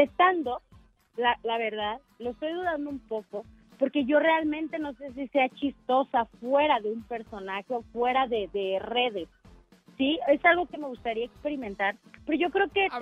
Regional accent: Mexico City, Mexico; soy de aquí de Ciudad de México

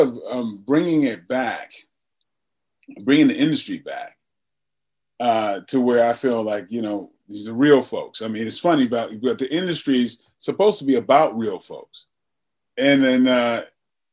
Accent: Bridgeport, Connecticut, United States; moved away; to have grown up in Bridgeport

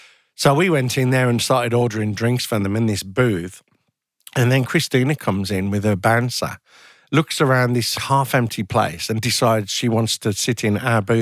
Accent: Birmingham, West Midlands, United Kingdom; I was from Birmingham, from a council estate, and ended up working at a fairly senior level in the music industry.

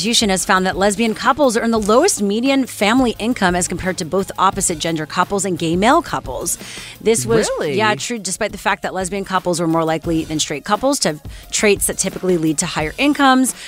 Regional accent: Canada; I'm Canadian

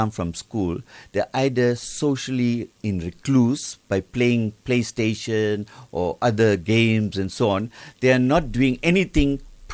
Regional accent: Benoni, Gauteng, South Africa; I come from a town in Gauteng called Benoni, and I was taught Tamil.

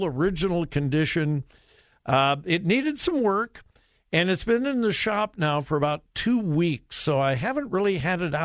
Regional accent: Southern California, United States; I'm from Southern California, but I certainly wasn't a beach bum

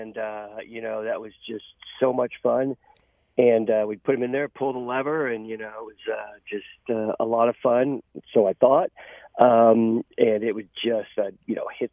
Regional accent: Texas, United States; I grew up in Texas

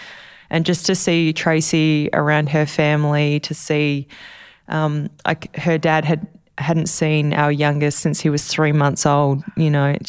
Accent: Australia; hello, Mr. President … I'm from Australia.

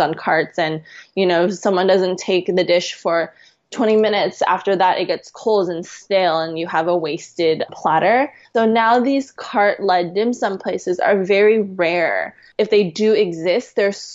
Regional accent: West Coast, United States; now in southern China; I'm also from the West Coast.

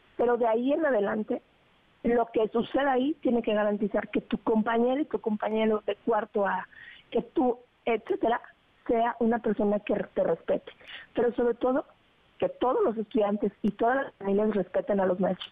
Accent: Mexico; como mexicanos

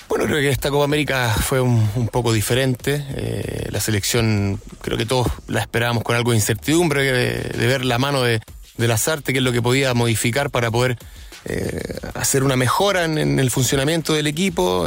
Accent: Chile; como chilenos

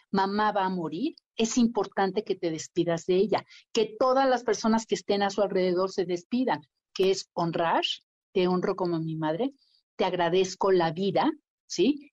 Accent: Mexico; Y la vida me puso enfrente a las personas adecuadas para crear el primer centro de cuidados paliativos en México

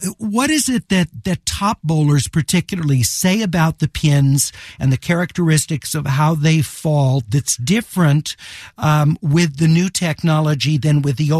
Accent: Inglewood, California, United States; as growing up in Inglewood

